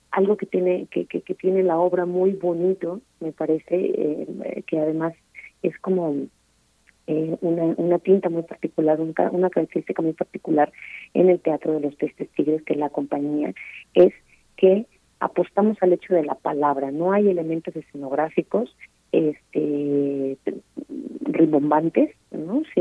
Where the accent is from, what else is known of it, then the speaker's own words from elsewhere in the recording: Mexico; falsos sueños que a veces tenemos como mexicanos